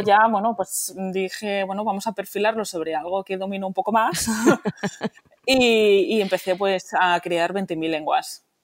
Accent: Barcelona, Catalonia, Spain; moved away; yo soy de origen polaco, pero crecida en Barcelona, eh, mm. donde somos bilingües porque hablamos español y catalán. Y mm. encima, pues en casa en polaco

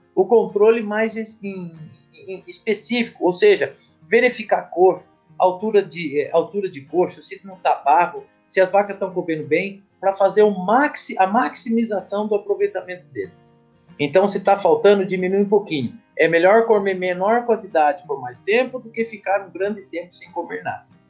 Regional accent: Botucatu, São Paulo, Brazil; minha cidade natal, Botucatu, São Paulo

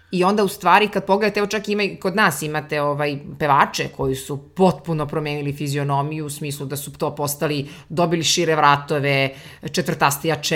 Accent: Serbia; kod nas u Srbiji

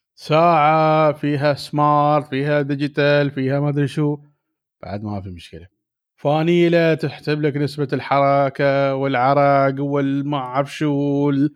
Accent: Dubai, United Arab Emirates; انا من دبي

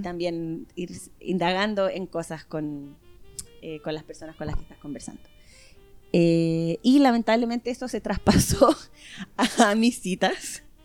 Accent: Chile; moved away; yo como buena chilena

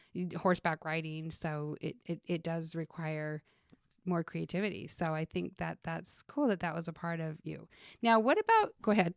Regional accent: Utah, United States; moved away; I grew up in Utah

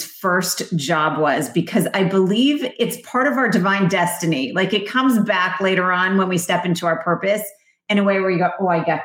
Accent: Vermont, United States; I grew up in Vermont, so it was freezing cold.

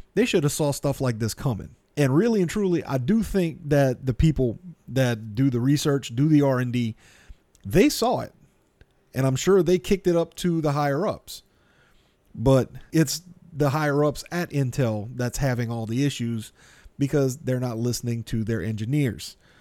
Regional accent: South Louisiana, United States; I'm from South Louisiana.

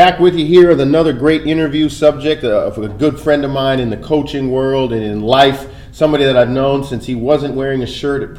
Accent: Billings, Montana, United States; moved away; I'm from Billings, Montana.

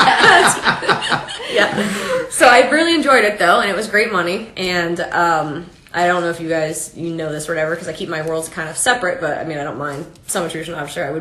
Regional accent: St. Petersburg, or in Pasco, Florida, United States; I grew up in Florida, St. Petersburg, or in Pasco, really, in that area.

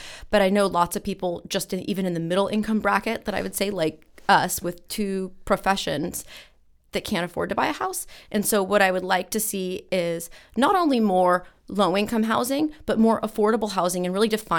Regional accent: Santa Cruz, California, United States; So I was born and raised in Santa Cruz

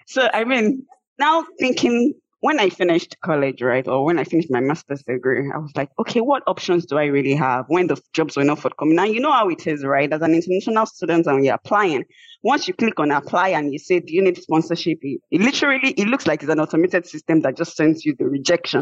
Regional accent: Nigeria; moved away as an adult; now in United States; I had a federal government scholarship from my home country, which is Nigeria.

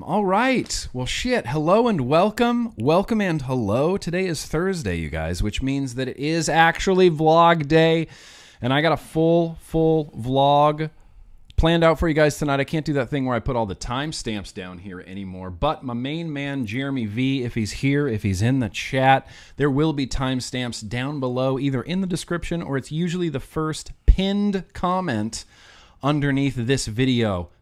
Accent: California, United States; I grew up in California, too

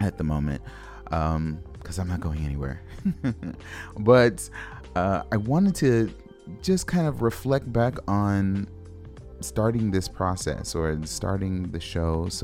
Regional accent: Los Angeles, California, United States; I grew up in Los Angeles

